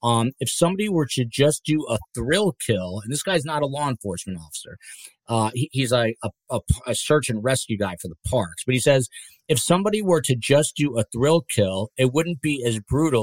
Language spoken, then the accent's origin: English; New Jersey, United States; New Jersey, Kathy, shout out to my home state. This is not far from my family.